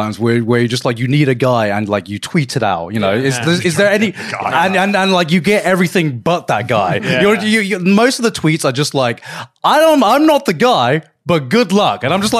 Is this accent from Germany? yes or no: no; Brighton, South East England, United Kingdom; someone who was born and raised in Brighton.